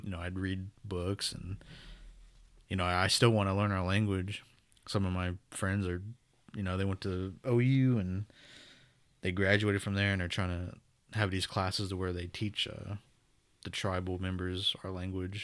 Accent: Pawnee, Oklahoma, United States; moved away as an adult; when I moved away from Pawnee

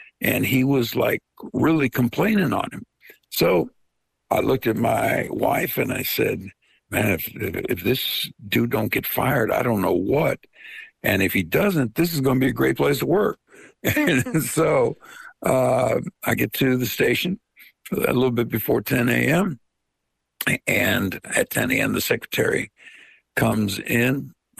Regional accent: Veria, Central Macedonia, Greece; born there; I was born in a town called Veria, in an area called Macedonia, in a country called Greece.

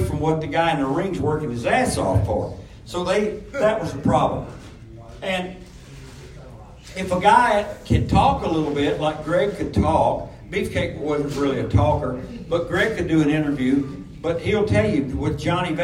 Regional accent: Memphis, Tennessee, United States; growing up around Memphis

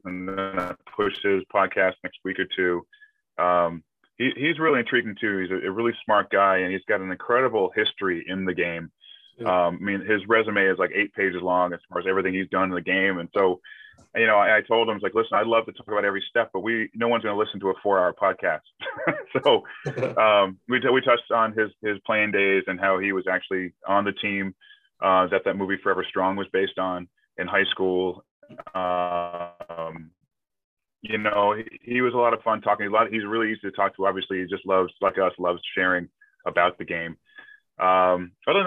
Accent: Keene, New Hampshire, United States; now in Manchester-by-the-Sea, United States; I'm actually originally from New Hampshire, from Keene, New Hampshire, but now I live just north of Boston.

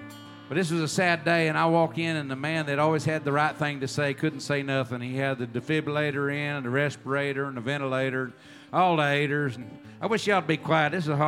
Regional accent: Texas, United States; also born or lived in Oklahoma; I grew up in Texas, but we had moved to Oklahoma, and he was going to die in Oklahoma in Tulsa.

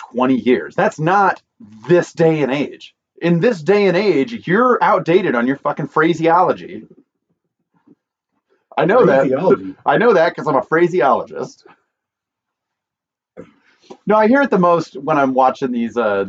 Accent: Idaho, United States; I'm from Idaho

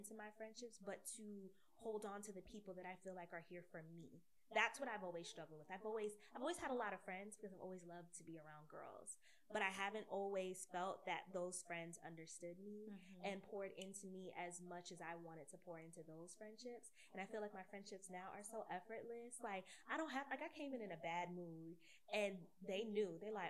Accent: New Jersey, United States; moved away as an adult; also born or lived in Atlanta / Miami; now in Washington, DC, United States; I moved a lot. So, like, I grew up in New Jersey, I went to college in Atlanta, then I lived in Miami, and then I came to DC.

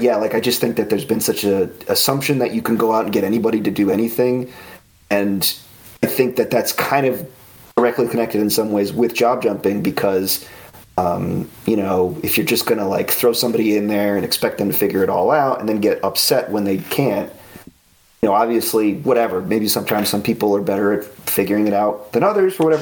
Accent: the New York area, United States; I grew up in the New York area and, you know, within commuting distance to Manhattan

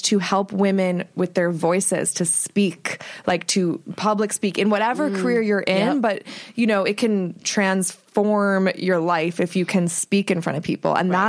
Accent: Ohio, United States; now in Los Angeles, United States; I just came back from a week in Ohio where I'm from

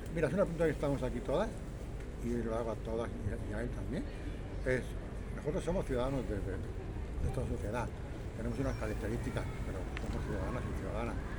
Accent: Sabadell, Catalonia, Spain; now in Tarragona, Spain; yo nací en Canoriac, luego estuve viviendo en la Concordia

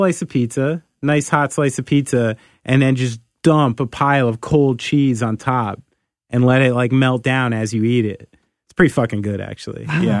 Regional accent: Bronx, New York, United States; I'm from the Bronx.

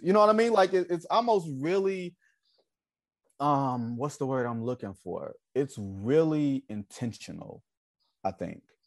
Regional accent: Detroit, Michigan, United States; I'm from Detroit

